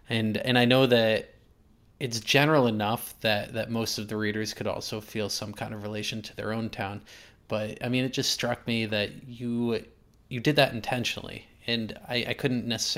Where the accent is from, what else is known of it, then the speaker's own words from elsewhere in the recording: Exeter, New Hampshire, United States; I'm from New Hampshire. I'm actually recording this interview remotely from New Hampshire today. Yeah, right outside of Portsmouth. I grew up in Exeter.